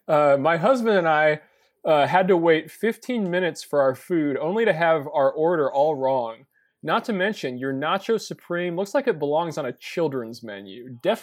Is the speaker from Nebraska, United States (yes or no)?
yes; Nebraska, United States; Sometimes I've told someone I was from Nebraska